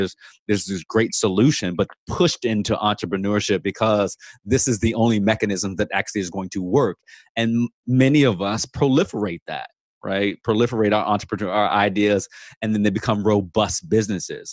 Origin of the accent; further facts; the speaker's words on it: Virginia Beach, Virginia, United States; moved away as an adult; also born or lived in New Orleans; I'm recording from Virginia Beach for the first time ever, but I'm in my childhood bedroom and this is our greatest asset that was bought in 1971 when I was 6 months old